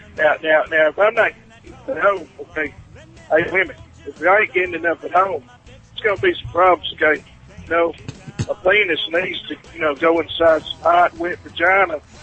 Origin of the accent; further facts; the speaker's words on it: South Carolina, United States; I'm from South Carolina